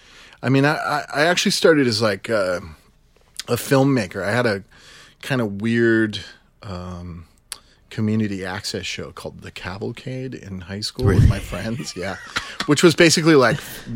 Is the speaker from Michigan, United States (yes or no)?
yes; Grand Rapids, Michigan, United States; No, I grew up in Grand Rapids, Michigan.